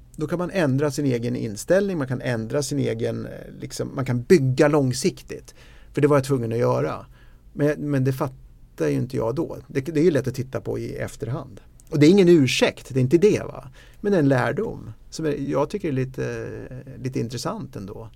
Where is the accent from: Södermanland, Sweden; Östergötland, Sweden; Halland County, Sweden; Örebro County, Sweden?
Södermanland, Sweden; Eskilstuna; jag kommer från Eskilstuna